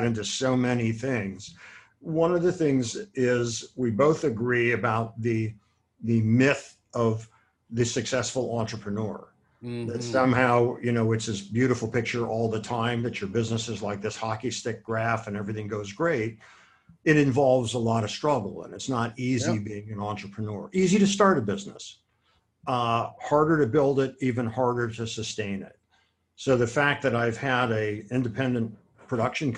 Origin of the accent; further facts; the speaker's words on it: Akron, Ohio, United States; most of my closest friends are people that I grew up with in Akron, Ohio.